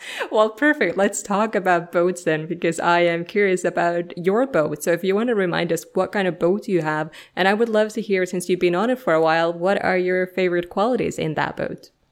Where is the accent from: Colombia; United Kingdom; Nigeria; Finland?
Finland; English is a second language; moved away; I'm originally from Finland, so uh, you know nobody speaks my language, so I kind of have to speak everybody else's language